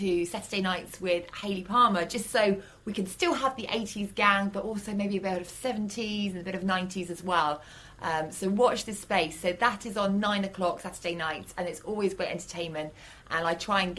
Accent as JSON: {"language": "English", "town": "Fareham", "region": "South East England", "country": "United Kingdom", "tie": "born or raised there", "moved": "yes", "lives_now": "London, United Kingdom", "said": "my hometown, Fareham"}